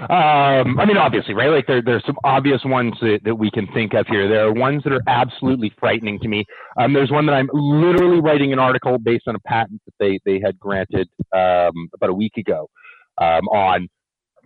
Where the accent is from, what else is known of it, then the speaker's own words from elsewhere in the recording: Canada; I'm a Canadian